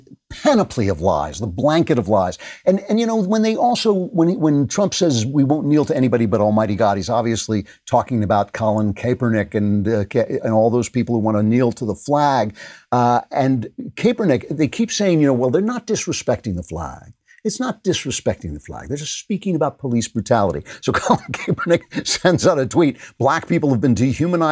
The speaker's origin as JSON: {"language": "English", "region": "New York", "country": "United States", "tie": "born or raised there", "said": "New York, which is basically my hometown"}